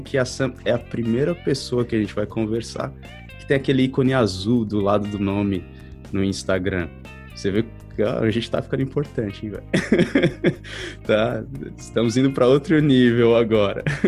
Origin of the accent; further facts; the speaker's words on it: São Paulo, Brazil; eu sou de São Paulo